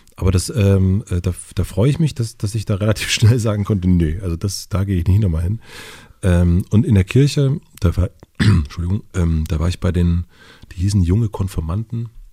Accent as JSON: {"language": "German", "area": "Kröden", "region": "rural Brandenburg", "country": "Germany", "tie": "born or raised there", "said": "in dem Dorf, wo ich aufgewachsen bin, Kröden"}